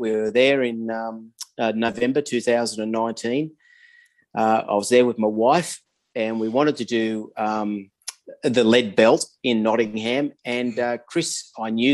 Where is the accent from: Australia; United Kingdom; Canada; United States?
Australia; Sydney, New South Wales; now in Adelaide, Australia; I'm 61 years old, living in Adelaide, South Australia. I haven't always been here. I grew up in Sydney, and in a little town called Blacktown in the western suburbs of Sydney